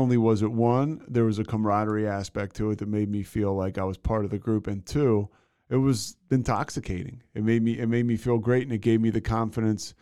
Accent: United States; going to high school, you know, outside of Philadelphia

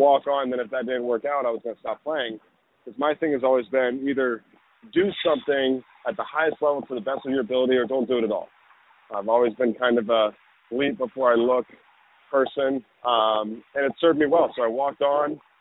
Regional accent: the South, United States; moved away as an adult; also born or lived in Corvallis, Oregon; I'm moving from the South, where I've pretty much lived the majority of my life, to the Pacific Northwest

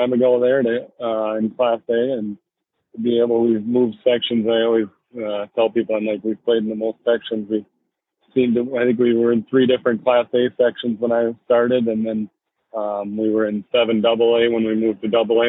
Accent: Minnesota, United States; growing up in Minnesota and playing high school hockey

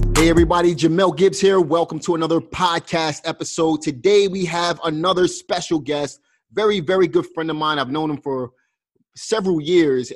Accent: New York City, New York, United States; moved away; also born or lived in Pennsylvania; I'm from Brooklyn

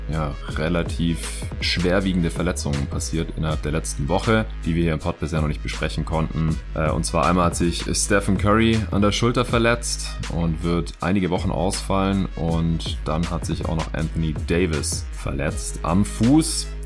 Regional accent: Stuttgart, Baden-Württemberg, Germany; moved away; Ich bin vorgestern noch äh, spät in den Süden gefahren, meine alte Heimat hier nach Stuttgart.

